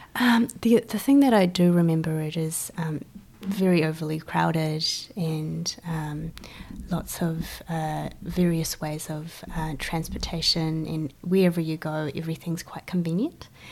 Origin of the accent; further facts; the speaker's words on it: Guangzhou, Guangdong, China; also born or lived in New Zealand; now in Christchurch, New Zealand; So, I am uh, Chinese born. Um, I come from Guangzhou, China